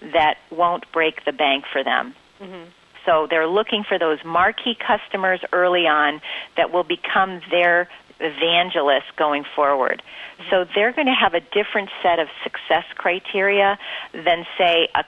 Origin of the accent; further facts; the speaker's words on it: Winsted, Connecticut, United States; I grew up in Connecticut